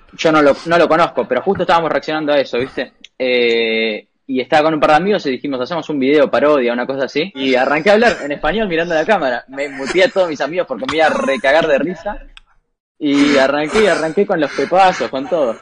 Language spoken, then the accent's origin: Spanish; Argentina; soy argentino